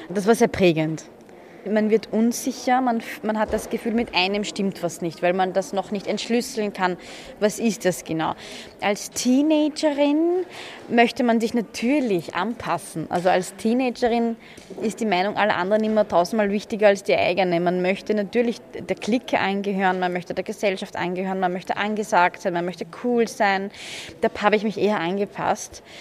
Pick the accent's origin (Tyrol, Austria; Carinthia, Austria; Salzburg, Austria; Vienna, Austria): Vienna, Austria; Ich bin in Floridsdorf aufgewachsen im 21. Dort war ich die ersten ähm, elf Jahre meines Lebens.